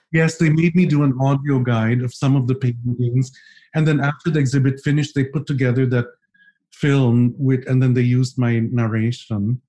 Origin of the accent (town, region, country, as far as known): Philippines